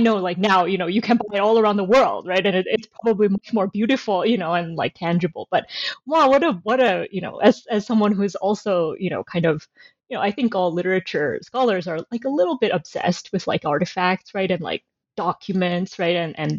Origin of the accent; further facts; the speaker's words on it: United States; now in Canada; I teach in Canada now, but I'm originally American.